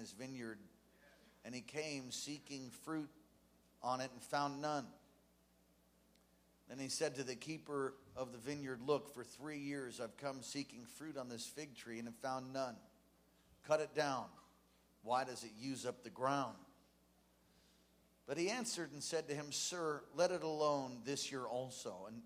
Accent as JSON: {"language": "English", "town": "New York City", "region": "New York", "country": "United States", "tie": "born or raised there", "said": "New York City, my hometown"}